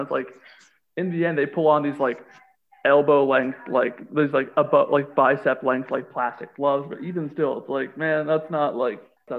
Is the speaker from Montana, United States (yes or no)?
yes; Montana, United States; I'm American. Oh, you're American. Yeah, I'm from Montana.